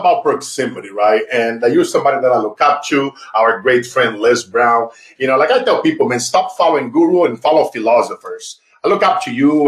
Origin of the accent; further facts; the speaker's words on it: Brazil; moved away; as a kid growing up in Brazil